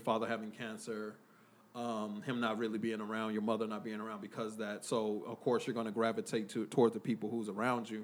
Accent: Oakland, California, United States; I was from, uh, I was born in Oakland, California

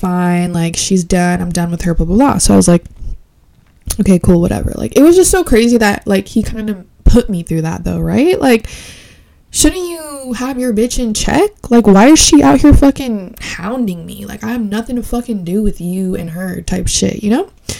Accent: Puerto Rico; I am not Honduran. I am Puerto Rican.

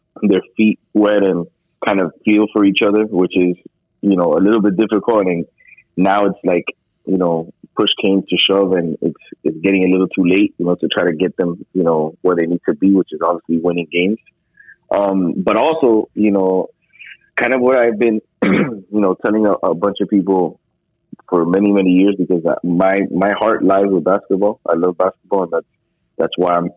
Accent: Miami, Florida, United States; I was born and raised here in Miami

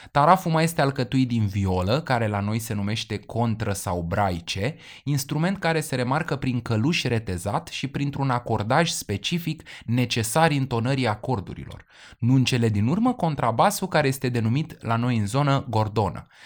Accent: Transylvania, Romania; Eu da. sunt ardelean și eu

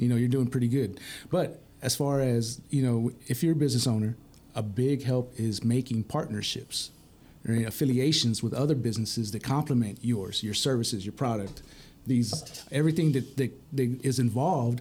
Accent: Permian Basin, Texas, United States; I'm from the Permian Basin

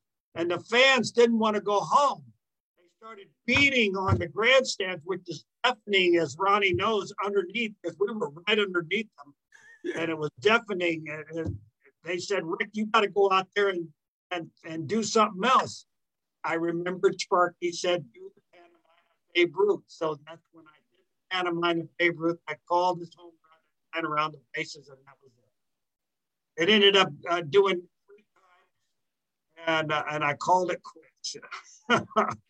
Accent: California, United States; also born or lived in Tennessee; I actually grew up in California, although I wasn't born. I was born in Tennessee. But I grew up in California

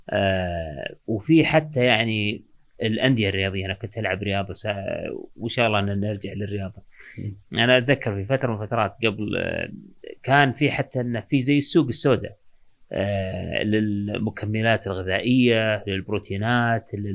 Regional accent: Saudi Arabia; عندنا في السعوديه

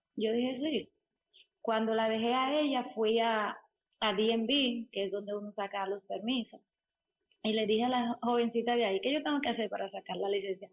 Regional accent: Dominican Republic; soy dominicana.

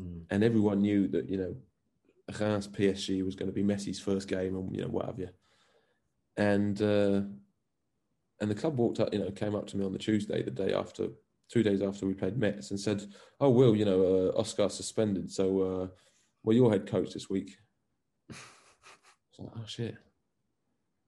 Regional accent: England, United Kingdom; now in Belgium; we're both ginger, we're both English, and we're both football coaches in First Division Belgium

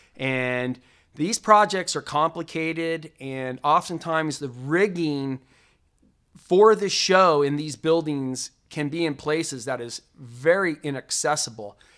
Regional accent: Las Vegas, Nevada, United States; Growing up in the Las Vegas entertainment industry

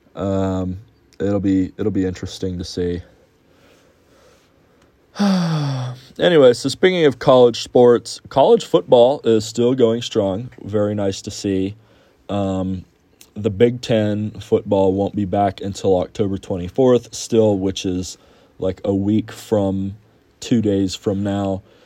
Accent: Houston, Texas, United States; my hometown of Houston

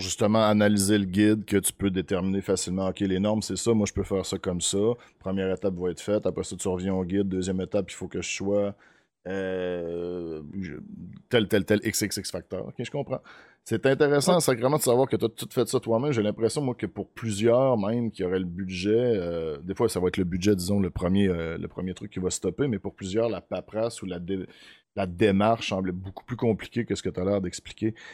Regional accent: Beauce, Quebec, Canada; moved away; moi, je viens de la Beauce. Mon père a une terre

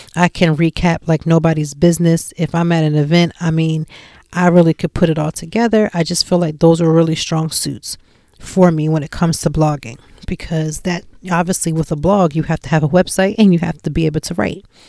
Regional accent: Lancaster, Pennsylvania, United States; moved away as an adult; now in Philadelphia, United States; I'm not from Philadelphia and I was in Lancaster and, you know, we're a little town and I came in and I'm moving to this big city

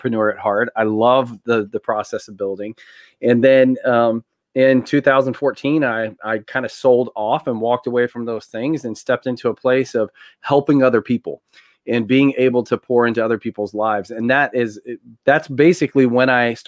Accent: Tennessee, United States; I grew up here in Tennessee, Southern family, very conservative.

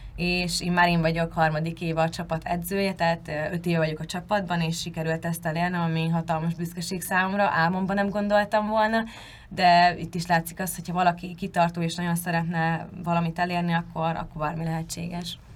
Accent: Hungary; moved away as an adult; vidékről származom

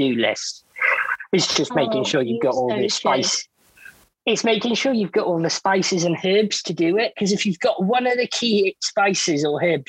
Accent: Wales, United Kingdom; now in Bournemouth, United Kingdom; I am born and bred in Wales and I'm now based down in Bournemouth

